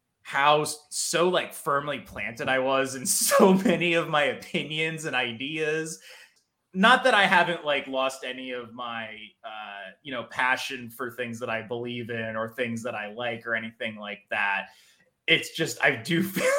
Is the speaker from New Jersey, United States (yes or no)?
yes; New Jersey, United States; I'm from New Jersey